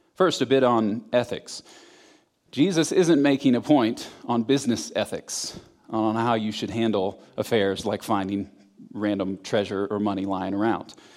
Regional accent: Florida, United States; I'm from Florida

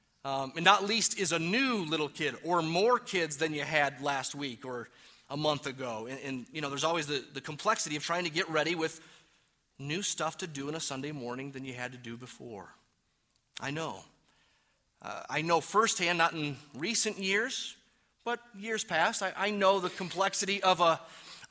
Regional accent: Detroit, Michigan, United States; now in New Mexico, United States; even though I am from Detroit and I claim New Mexico my own now. I've been here long enough

